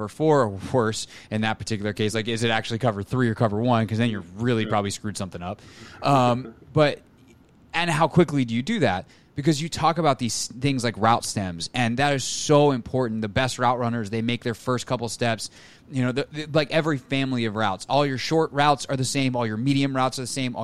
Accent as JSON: {"language": "English", "region": "the Carolinas", "country": "United States", "tie": "born or raised there", "said": "I grew up in the Carolinas watching him"}